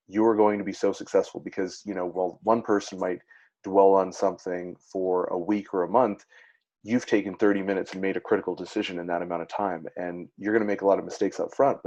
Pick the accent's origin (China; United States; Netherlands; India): Netherlands; now in Canada; I was born in Netherlands